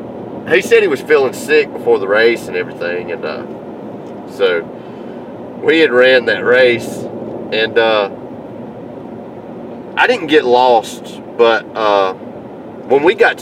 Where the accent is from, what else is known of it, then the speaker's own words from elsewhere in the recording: the South, United States; he could tell immediately that I was from the South